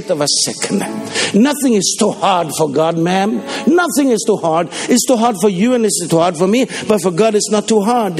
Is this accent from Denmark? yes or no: yes; Denmark; first language Danish; English is a second language; in my mother tongue, Danish